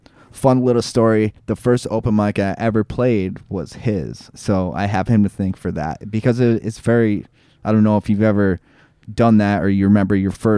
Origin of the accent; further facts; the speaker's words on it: Bennington, Vermont, United States; I was born in Bennington